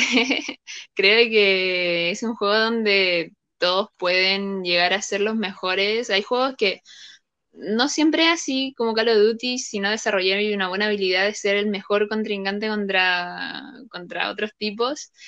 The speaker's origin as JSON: {"language": "Spanish", "town": "Viña del Mar", "region": "Valparaíso", "country": "Chile", "said": "tengo 24, soy de Viña del Mar"}